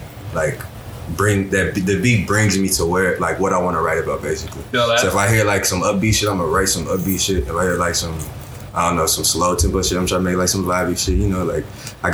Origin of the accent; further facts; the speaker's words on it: Baton Rouge, Louisiana, United States; From down here, Baton Rouge.